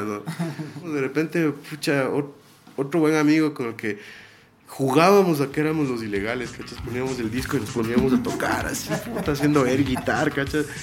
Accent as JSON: {"language": "Spanish", "town": "Ibarra", "region": "Imbabura", "country": "Ecuador", "tie": "born or raised there", "said": "Nosotros dos nos criamos en Ibarra, mi hermano, el baterista y yo"}